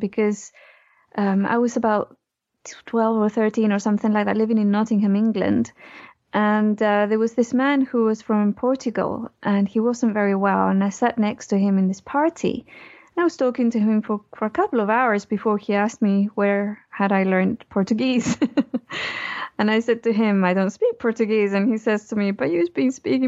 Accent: Chile; I was born in Chile

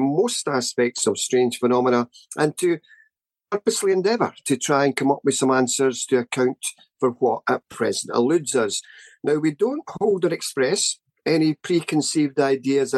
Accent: Scotland, United Kingdom; Ever since I was a small boy growing up in Scotland

